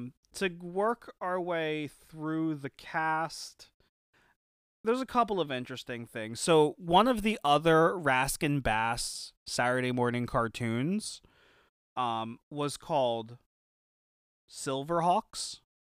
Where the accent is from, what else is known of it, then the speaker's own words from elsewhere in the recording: Philadelphia, Pennsylvania, United States; Even though we're from Philly.